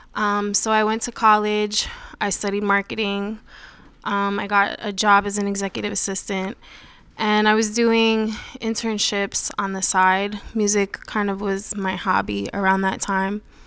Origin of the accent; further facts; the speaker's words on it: Putnam County, New York, United States; also born or lived in Summit, New Jersey; we moved to Putnam County, which is about an hour north of the city